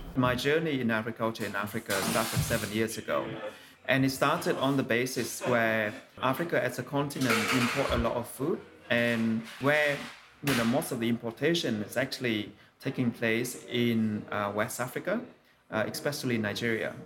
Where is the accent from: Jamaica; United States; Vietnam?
Vietnam; when I was growing up in Vietnam